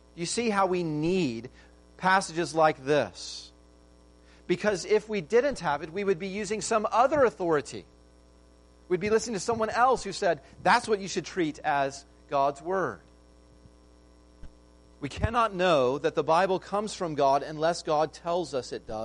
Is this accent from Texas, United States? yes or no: yes; Texas, United States; I know this as a Texan